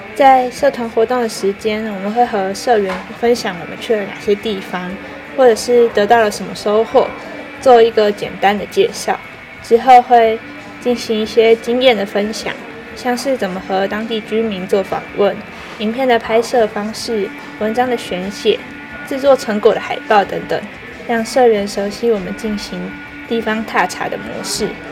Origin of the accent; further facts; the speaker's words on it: Hualien County, Taiwan; 虽然我们在花莲成长